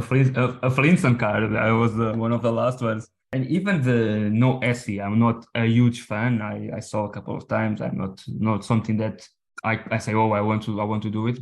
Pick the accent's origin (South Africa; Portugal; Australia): Portugal; English is a second language; we are from Portugal, I'm Portuguese